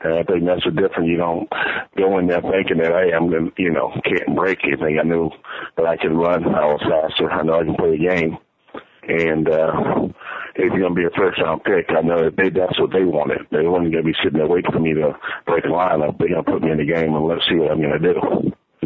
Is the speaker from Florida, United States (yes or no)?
yes; Titusville, Florida, United States; moved away as an adult; also born or lived in Gainesville, Florida / Chicago; my hometown, a little small place in Titusville, Florida.